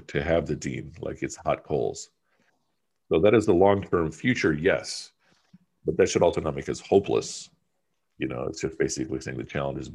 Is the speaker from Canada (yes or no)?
no; United States; also born or lived in Pakistan; I went to high school here, my sister went to high school there, so forth, so on, to emphasize that I'm about as close to being a son of the soil as possible, even though I was born in Pakistan